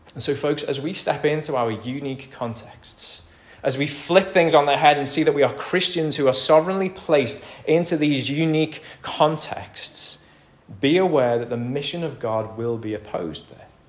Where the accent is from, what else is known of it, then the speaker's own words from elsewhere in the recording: United Kingdom; we're British